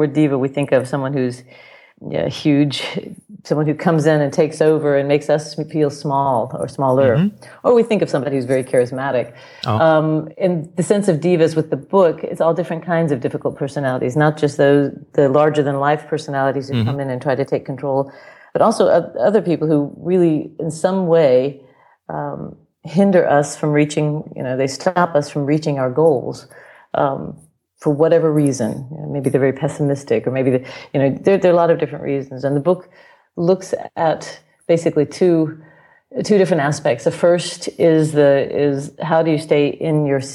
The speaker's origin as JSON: {"language": "English", "country": "United States", "moved": "yes", "lives_now": "Germany", "said": "I'm an American opera singer living here in Germany, in Europe"}